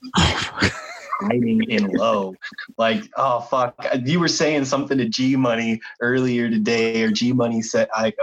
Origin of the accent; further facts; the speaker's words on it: United States; as an American